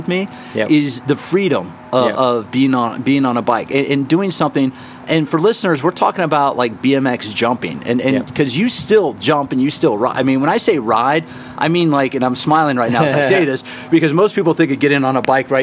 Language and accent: English; Washington, District of Columbia, United States; I grew up in the Washington, D.C. area